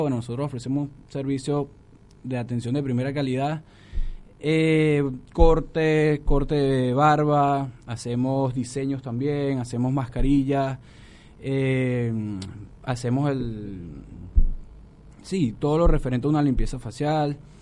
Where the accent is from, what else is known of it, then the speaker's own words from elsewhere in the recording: Venezuela; moved away as an adult; now in Buenos Aires, Argentina; en Venezuela muchos teníamos un buen trabajo y llegamos a la Argentina